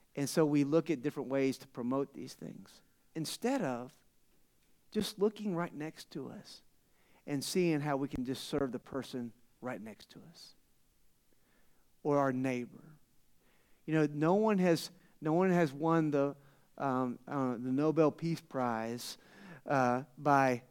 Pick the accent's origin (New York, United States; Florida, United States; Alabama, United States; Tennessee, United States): Florida, United States; now in Tucson, United States; I'm from Florida. You guys, someone said I had an accent, right? All the way from out east to Tucson.